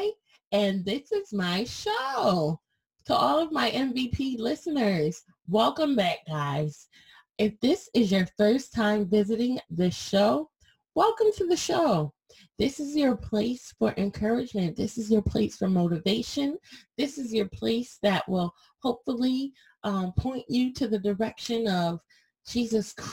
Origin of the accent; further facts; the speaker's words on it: Connecticut, United States; I'm from Connecticut